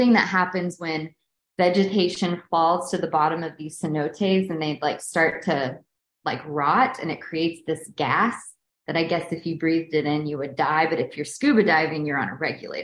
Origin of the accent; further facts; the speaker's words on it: Kentucky, United States; moved away; growing up in Kentucky